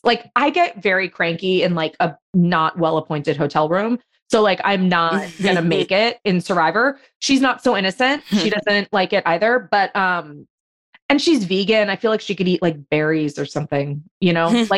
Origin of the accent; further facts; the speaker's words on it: Los Angeles, California, United States; I grew up in Los Angeles